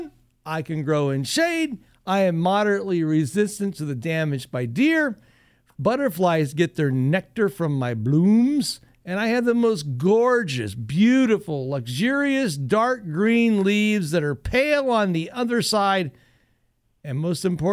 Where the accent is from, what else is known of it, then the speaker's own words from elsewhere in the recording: Northwest Ohio, United States; I grew up in Northwest Ohio